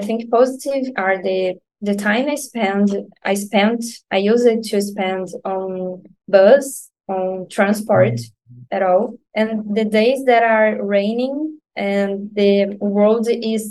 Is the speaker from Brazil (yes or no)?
yes; Nova Iguaçu, Rio de Janeiro, Brazil; English is a second language; I've never lived near to my job because I'm from Nova Iguaçu, and usually I've worked at Rio de Janeiro, the center, the main city